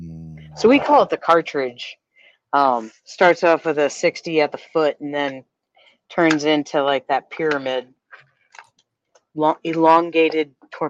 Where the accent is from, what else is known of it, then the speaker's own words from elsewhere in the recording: United States; I was born and raised in Connecticut, New York, and my family's all Italian.